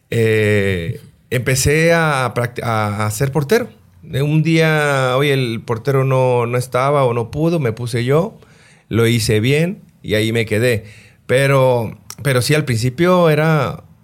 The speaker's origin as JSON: {"language": "Spanish", "town": "Los Mochis", "region": "Sinaloa", "country": "Mexico", "tie": "born or raised there", "said": "yo soy de Los moches Sinaloa nací, nací allá, aunque me registraron en Culiacán."}